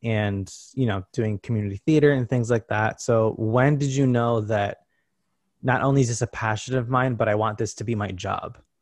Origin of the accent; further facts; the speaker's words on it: Connecticut, United States; moved away; I grew up in Connecticut, you know, an hour and a half away from here.